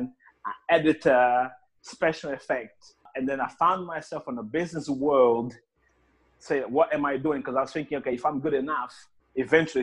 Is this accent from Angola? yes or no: yes; Angola; moved away as an adult; now in London, United Kingdom; I was actually born in Angola, that's in Africa, and I left the country when I was 18 years old, and I came here to the UK